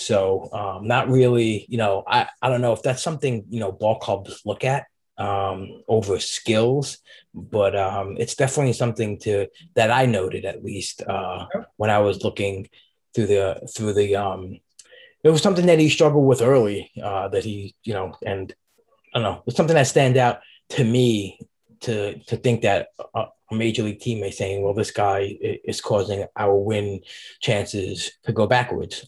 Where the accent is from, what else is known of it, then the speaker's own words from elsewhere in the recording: New York City, New York, United States; I grew up in Brooklyn and went to school there